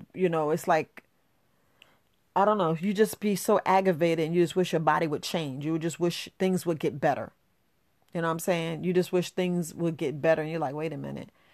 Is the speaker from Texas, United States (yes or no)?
no; New York, United States; also born or lived in Florida; I was born in Florida, but I grew up in New York